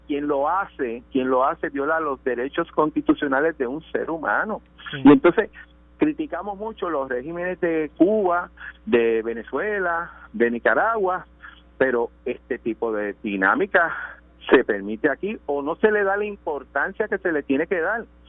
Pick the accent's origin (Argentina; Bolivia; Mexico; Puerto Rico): Puerto Rico; Caguas; Soy de Caguas y mi distrito coge Caguas y Gurabo.